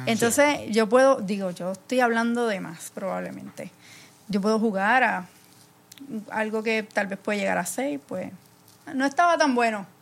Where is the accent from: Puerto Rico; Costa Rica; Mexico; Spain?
Puerto Rico; soy de, de Puerto Rico